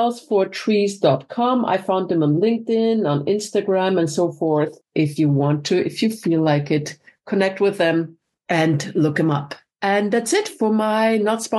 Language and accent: English; Vienna, Austria; I'm from Vienna